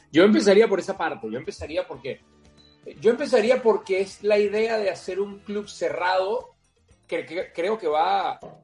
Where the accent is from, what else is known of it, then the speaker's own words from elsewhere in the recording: Venezuela; cuando yo crecí como, un niño en Venezuela